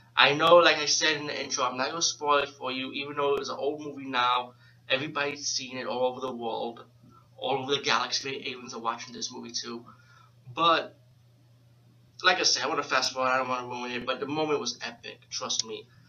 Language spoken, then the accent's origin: English; New York City, New York, United States; being from New York City, I'm from the Bronx